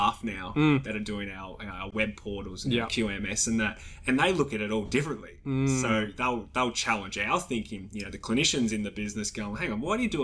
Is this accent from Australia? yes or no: yes; Australia